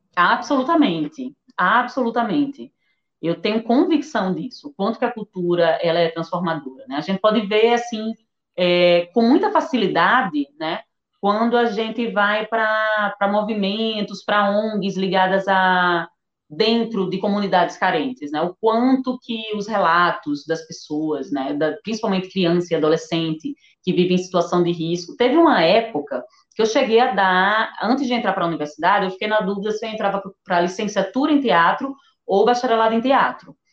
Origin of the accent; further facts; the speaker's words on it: Northeast Region, Brazil; como nordestina